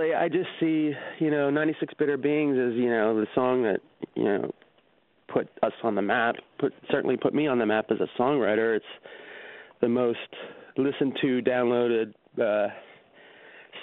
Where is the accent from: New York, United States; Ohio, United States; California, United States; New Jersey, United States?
New Jersey, United States; Marlton; I grew up in Marlton, New Jersey.